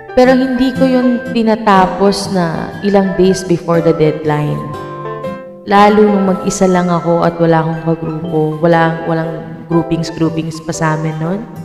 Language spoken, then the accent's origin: Tagalog; Philippines; bilang isang Pilipino